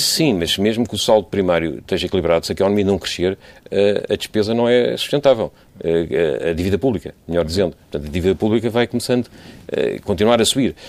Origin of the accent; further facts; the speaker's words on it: Portugal; enquanto portugueses